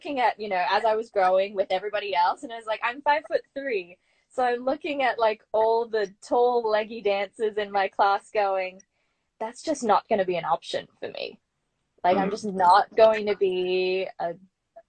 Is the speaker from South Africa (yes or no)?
no; Brisbane, Queensland, Australia; moved away as an adult; also born or lived in New York City; I grew up in Brisbane